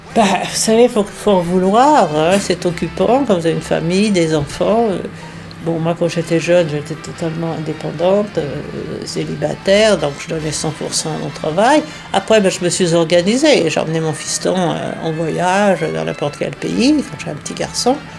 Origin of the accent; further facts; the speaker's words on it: France; moved away as an adult; also born or lived in New York, United States / Washington, United States; je suis franco-américaine. Je suis née en France, et je me suis transportée